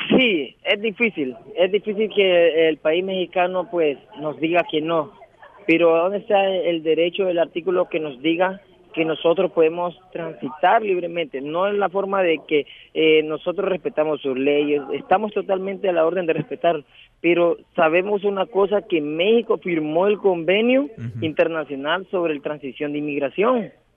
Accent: Puerto Cortés, Cortés, Honduras; moved away as an adult; somos de origen del país de Honduras, ciudad de Puerto Cortés

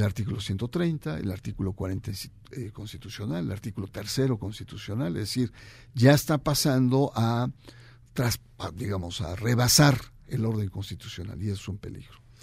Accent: Mexico

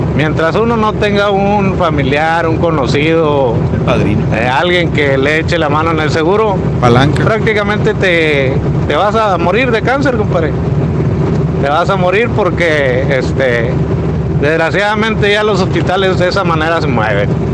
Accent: Monclova, Coahuila, Mexico; Yo soy de, allá de Monclova

